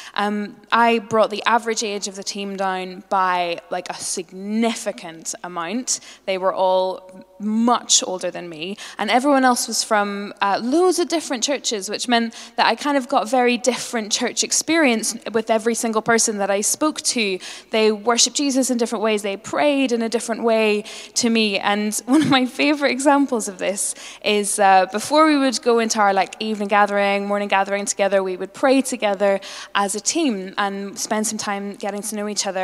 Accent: Northern Ireland, United Kingdom; I'm a Northern Irish Presbyterian

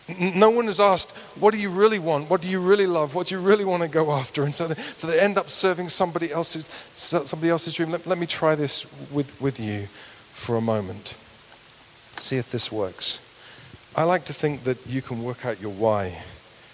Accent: United Kingdom; we're British

